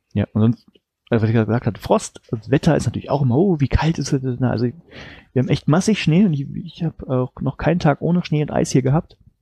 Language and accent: German; Germany; moved away as an adult; now in Norway; Also ich als Deutscher